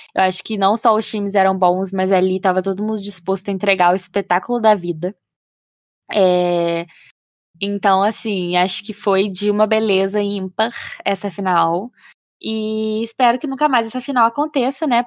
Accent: Brazil; a gente, sendo brasileiro

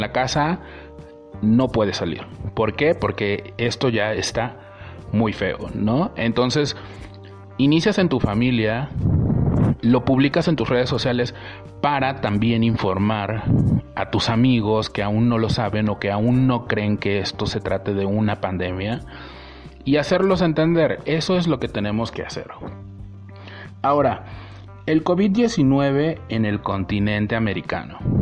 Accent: Veracruz, Mexico; yo soy del estado de Veracruz

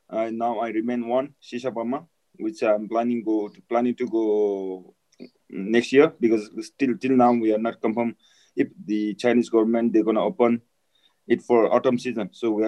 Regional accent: Nepal; English is a second language; I'm from Nepal, and I was born in at the altitude of 4,200 meters in Rawaling Valley, which is in the northeastern part of Nepal.

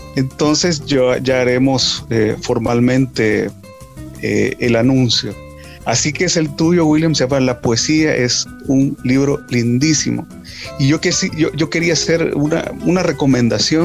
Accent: El Salvador; somos salvadoreños, sentimos esa identificación

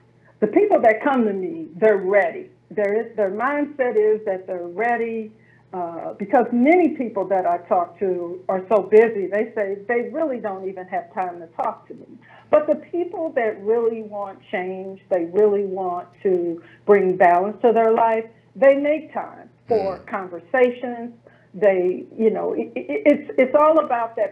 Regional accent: St. Louis, Missouri, United States; I was a systems engineer in my hometown of St. Louis, Missouri

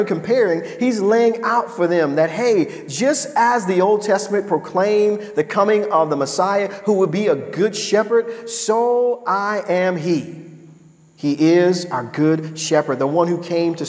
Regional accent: United States; Being an American is a great thing. Praise God, we live in a great country

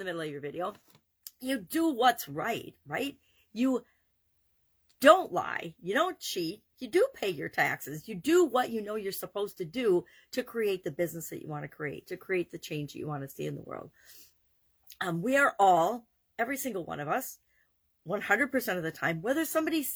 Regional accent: Wisconsin, United States; my home state of Wisconsin

